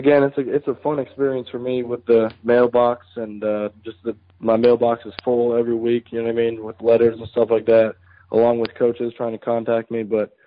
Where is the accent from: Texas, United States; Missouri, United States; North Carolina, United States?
North Carolina, United States; also born or lived in Detroit, Michigan; Well, actually, I was born in Detroit, Michigan, so I'm from the Michigan area. But I moved down here to North Carolina when I was 8